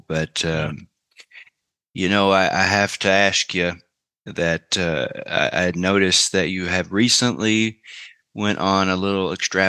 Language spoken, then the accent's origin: English; Oklahoma, United States; moved away as an adult; now in Houston, United States; I'm in Houston. Yeah, I'm originally from Oklahoma, redneck from Oklahoma, but you know, I moved down to Houston about 17 years ago, where I started my journey. Come from a town of about 1,000 people